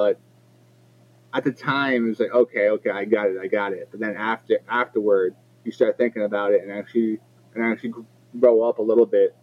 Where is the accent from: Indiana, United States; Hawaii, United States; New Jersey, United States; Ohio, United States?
New Jersey, United States; also born or lived in Edison, New Jersey / North Brunswick, New Jersey / Metuchen, New Jersey; I'm from Central Jersey